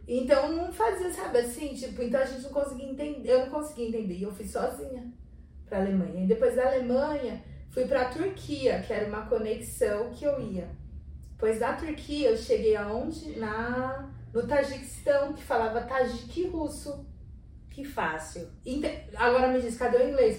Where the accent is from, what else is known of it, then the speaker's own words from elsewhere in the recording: Brazil; de onde vocês são? A gente falava Brasil